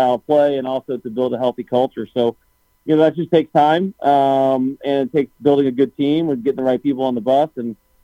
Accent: St. Louis, Missouri, United States; I've born and raised in St. Louis, so never really left

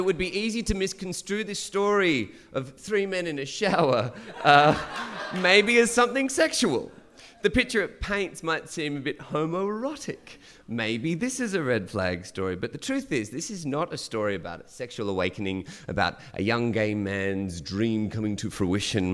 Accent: Dubbo, New South Wales, Australia; also born or lived in Gunnedah, New South Wales / Central Coast, New South Wales; growing up in Gunnedah in Dubbo

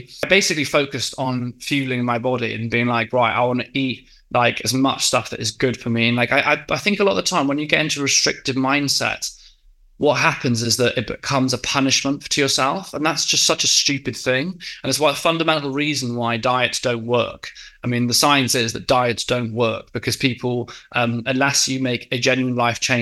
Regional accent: West Wales, United Kingdom; moved away as an adult; also born or lived in Exeter; now in London, United Kingdom; I grew up in West Wales

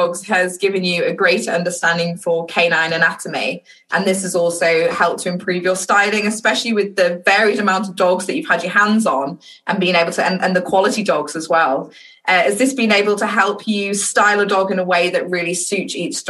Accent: Yorkshire and the Humber, United Kingdom; So I'm from the north of England. So, mate, I'm from Yorkshire specifically. There's a lot of different dialects in England, which you might know about. So, but I think mine's quite straightforward. It's quite easy to understand.

